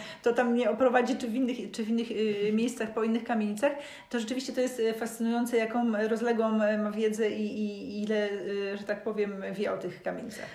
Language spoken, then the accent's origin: Polish; Gorzów Wielkopolski, Lubusz Voivodeship, Poland; moved away as an adult; also born or lived in Hamburg, Germany; now in Szczecin, Poland; mieszkałam w Gorzowie do 20 roku życia, potem przez 7 lat mieszkałam e, w Hamburgu, to no, wychowałam się w ogóle w wieżowcu